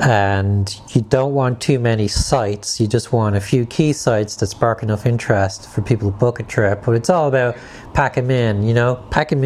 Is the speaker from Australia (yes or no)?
no; Ireland; being Irish